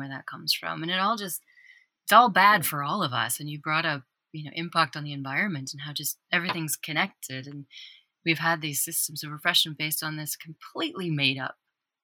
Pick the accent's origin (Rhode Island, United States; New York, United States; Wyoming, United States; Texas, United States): Wyoming, United States; I'm from Wyoming.